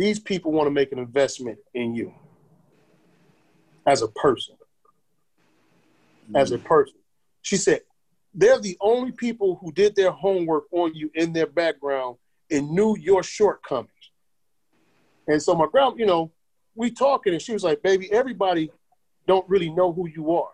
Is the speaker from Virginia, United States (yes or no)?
no; Michigan, United States; growing up in Michigan